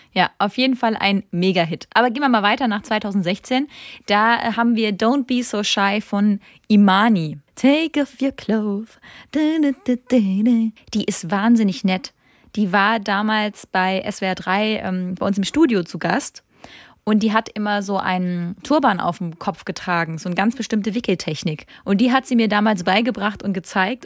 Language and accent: German; Rhineland-Palatinate, Germany; Ich komme aus der Pfalz